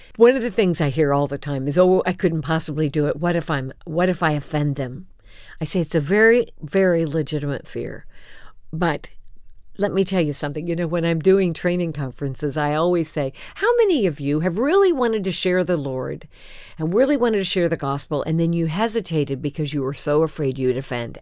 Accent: Champaign, Illinois, United States; Champaign Urbana is my hometown

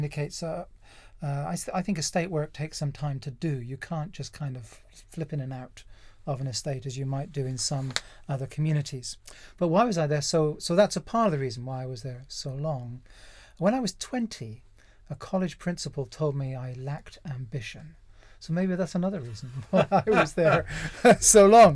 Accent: North Devon, South West England, United Kingdom; also born or lived in Kent / Hook, Surrey / Epsom Downs, Surrey; now in Surrey, United Kingdom; I'm from North Devon originally, kind of proud

